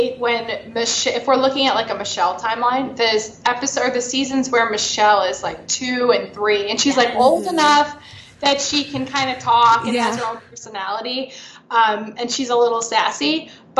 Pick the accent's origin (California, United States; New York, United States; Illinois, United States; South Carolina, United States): New York, United States; I'm from New York